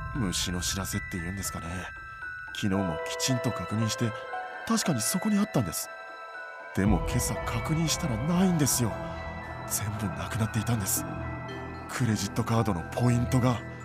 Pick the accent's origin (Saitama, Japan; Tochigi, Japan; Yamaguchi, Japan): Saitama, Japan; 埼玉出身なんで